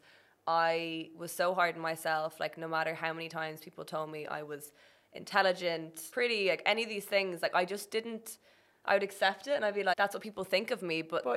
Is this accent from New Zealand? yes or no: no; Ireland; moved away as an adult; went back to Ireland